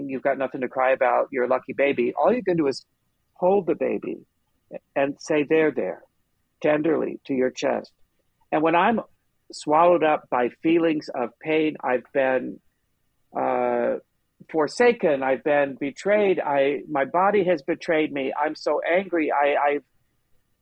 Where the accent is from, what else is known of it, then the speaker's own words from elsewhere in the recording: Long Beach, California, United States; I grew up in Long Beach